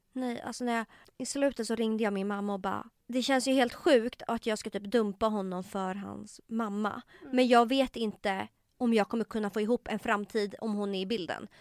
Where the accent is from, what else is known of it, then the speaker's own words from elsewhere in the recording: Tumba, Stockholm County, Sweden; jag var uppväxt i Tumba